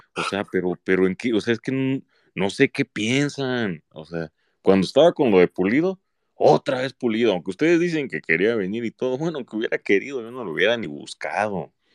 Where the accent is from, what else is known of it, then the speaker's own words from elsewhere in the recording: Mexico; aunque soy mexicano